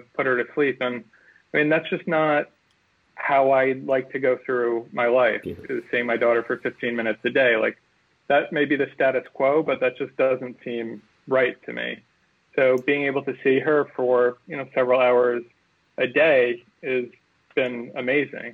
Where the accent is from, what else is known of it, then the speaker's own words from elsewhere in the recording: Garden City, New York, United States; live in a town we grew up in Garden City, and commute into the city